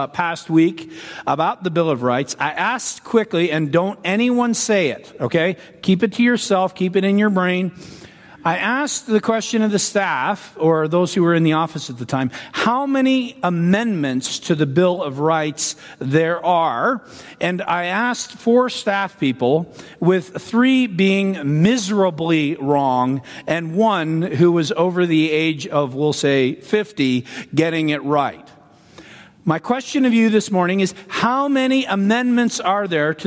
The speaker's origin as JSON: {"language": "English", "country": "Canada", "moved": "yes", "lives_now": "United States", "said": "I'm a Canadian citizen"}